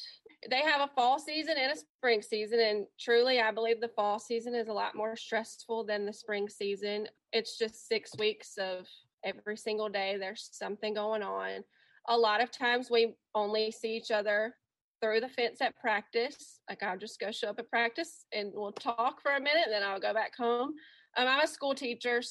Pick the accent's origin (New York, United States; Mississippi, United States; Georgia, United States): Mississippi, United States; Pearl; now in Summit, United States; we're both originally from the Jackson area. He's from Clinton, Mississippi, and I'm from Pearl, Mississippi. And I stayed there until we got married